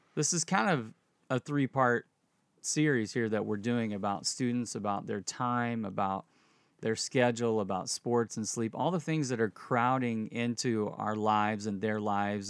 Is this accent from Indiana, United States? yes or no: yes; Indianapolis, Indiana, United States; I grew up in Indianapolis